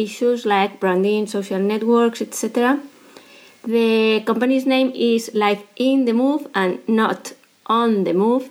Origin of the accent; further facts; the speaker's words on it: Madrid, Community of Madrid, Spain; moved away as an adult; also born or lived in South America / Europe / Asia; I'm from Madrid, Spain